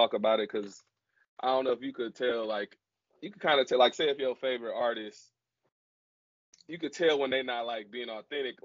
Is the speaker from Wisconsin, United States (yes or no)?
yes; Milwaukee, Wisconsin, United States; I'm from Milwaukee, so it's close to like, well, Wisconsin